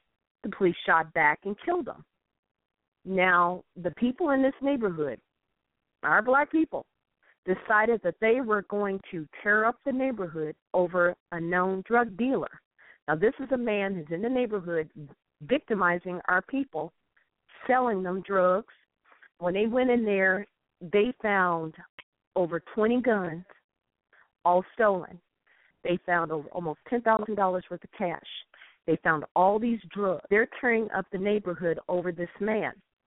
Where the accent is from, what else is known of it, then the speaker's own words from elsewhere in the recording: St. Louis, Missouri, United States; now in Illinois, United States; I was born and raised in St. Louis. I live across the river in Illinois.